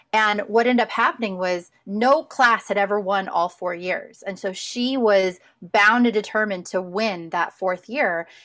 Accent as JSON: {"language": "English", "region": "just outside of Indianapolis", "country": "United States", "tie": "born or raised there", "also_born_or_lived": "Southern California", "moved": "yes", "lives_now": "Kentucky, United States", "said": "I grew up just outside of Indianapolis"}